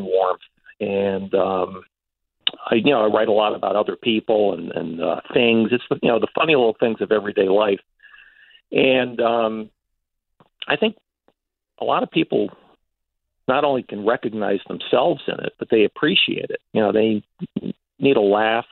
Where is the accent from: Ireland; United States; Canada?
United States; Stamford, Connecticut; I got a job at the Stanford Advocate, my hometown paper